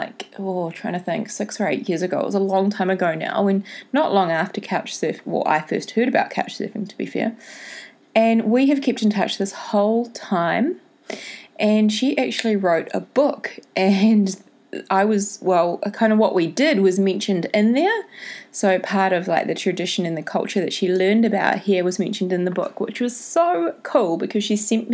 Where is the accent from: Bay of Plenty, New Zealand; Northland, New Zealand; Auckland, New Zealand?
Bay of Plenty, New Zealand; Tauranga; my hometown